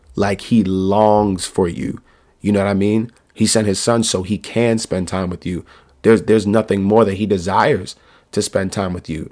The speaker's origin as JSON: {"language": "English", "region": "New York", "country": "United States", "also_born_or_lived": "North Carolina / Virginia", "said": "I'm in New York. I'm from New York."}